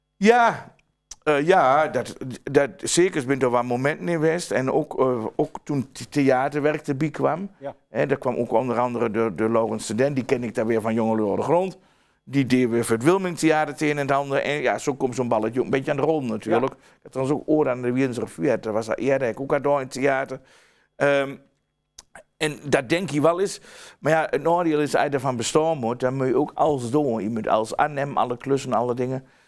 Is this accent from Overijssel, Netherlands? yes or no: yes; Twente, Overijssel, Netherlands; accent: Twents